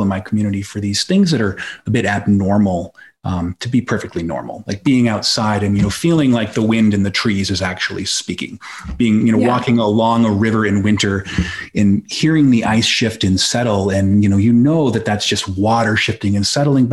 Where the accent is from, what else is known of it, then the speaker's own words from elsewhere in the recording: Belfast, Maine, United States; Where I grew up in Belfast, Maine, which is in the Mid Coast area.